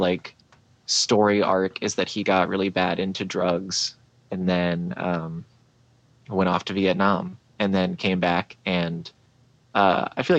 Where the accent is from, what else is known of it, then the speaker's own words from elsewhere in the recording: St. Augustine, Florida, United States; also born or lived in Houston, Texas; Born in Houston, Texas, but I was only there for like 5 years. So like my family came to St. Augustine and then just planted there